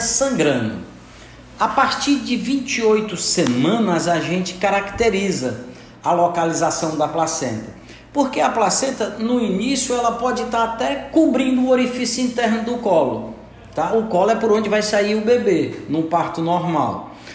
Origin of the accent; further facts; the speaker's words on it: Santana, Brazil; eu sou de Santana